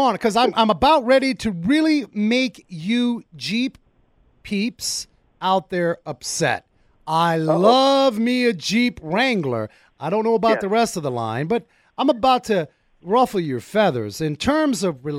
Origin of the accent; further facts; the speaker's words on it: Arizona, United States; we're from Arizona